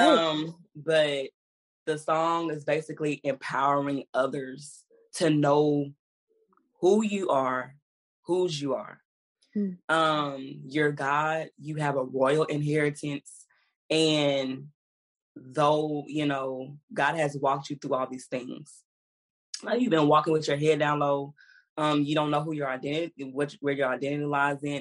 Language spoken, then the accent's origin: English; Houston, Texas, United States; I was from Houston